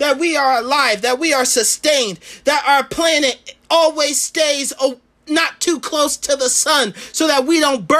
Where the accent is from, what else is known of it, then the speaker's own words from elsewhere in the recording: Florida, United States; I was born in Florida.